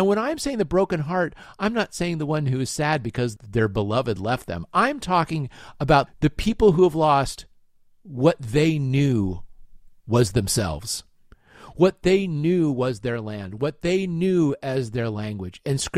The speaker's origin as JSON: {"language": "English", "town": "Littleton", "region": "Colorado", "country": "United States", "tie": "born or raised there", "said": "I went to Columbine High School."}